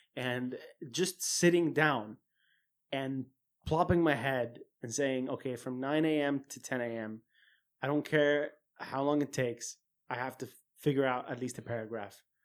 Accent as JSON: {"language": "English", "country": "Saudi Arabia", "tie": "born or raised there", "said": "growing up in a culture and growing up in Saudi"}